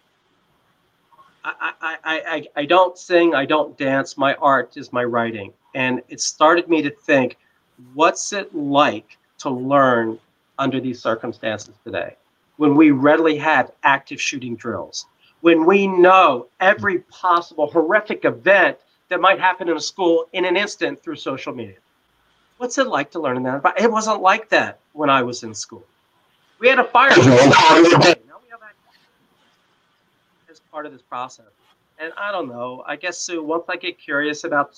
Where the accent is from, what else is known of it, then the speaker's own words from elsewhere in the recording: Washington, District of Columbia, United States; my hometown of Washington, D.C.